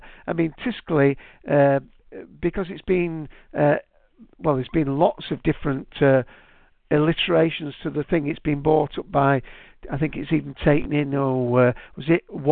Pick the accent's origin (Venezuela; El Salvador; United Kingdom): United Kingdom; Manchester, North West England; I'm from Manchester. If you haven't guessed with my accent